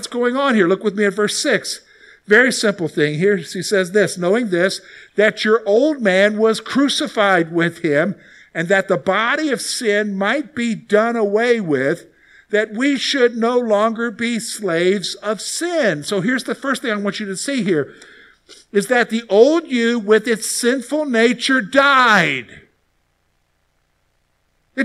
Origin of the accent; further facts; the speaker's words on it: the South, United States; moved away; also born or lived in Columbia, South Carolina; growing up in the South, you hear a lot about salvation because it's very much a Christian culture down there.